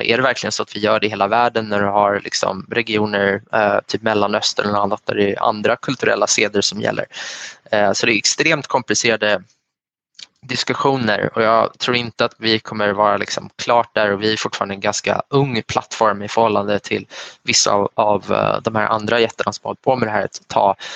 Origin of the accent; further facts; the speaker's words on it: Sweden; Man kommer från en svensk bakgrund